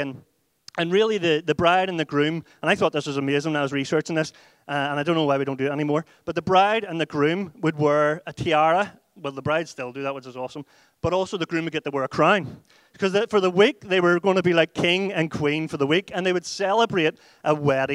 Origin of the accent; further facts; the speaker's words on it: Ireland; We went out as white Irish people and we came back as whiter Irish people